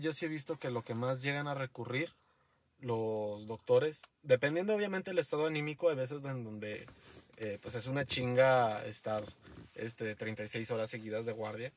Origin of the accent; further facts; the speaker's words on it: Mexico; también somos mexicanos, los mexicanos